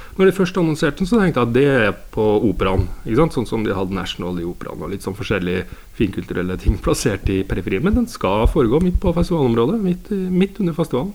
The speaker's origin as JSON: {"language": "Norwegian", "town": "Steinkjer", "region": "Trøndelag", "country": "Norway", "tie": "born or raised there", "said": "nå er jeg jo jeg fra Steinkjer"}